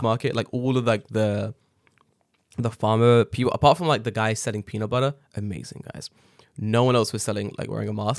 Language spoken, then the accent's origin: English; England, United Kingdom; now in Japan; I was born there